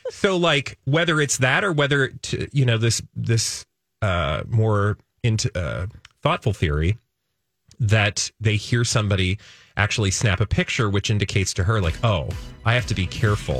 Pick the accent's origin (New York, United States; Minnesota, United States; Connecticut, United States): Minnesota, United States; as a Minnesotan